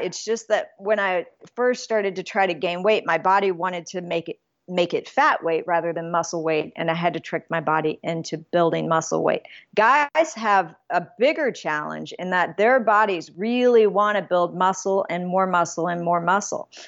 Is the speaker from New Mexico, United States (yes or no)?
yes; Alamogordo, New Mexico, United States; moved away; I was born in Alamogordo, New Mexico, but my family before that settled in Clayton, New Mexico